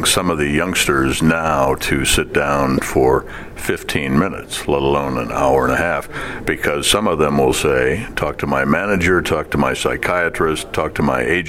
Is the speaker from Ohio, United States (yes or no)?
yes; Toledo, Ohio, United States; Bobby Lane was one of my boyhood idols growing up in Toledo